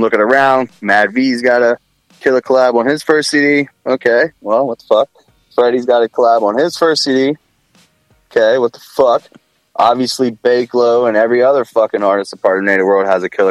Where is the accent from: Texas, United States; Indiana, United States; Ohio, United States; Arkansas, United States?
Ohio, United States; Columbus; I'm from Columbus